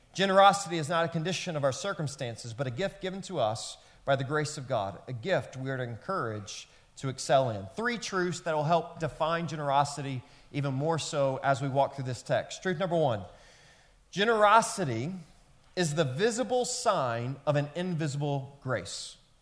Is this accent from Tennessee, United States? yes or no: yes; Memphis, Tennessee, United States; where I grew up in Memphis, Tennessee